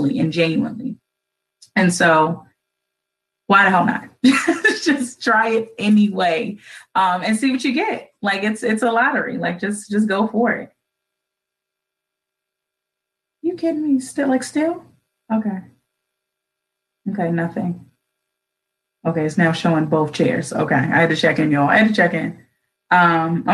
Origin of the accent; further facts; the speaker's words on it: Baltimore, Maryland, United States; a citizen and a resident of Baltimore City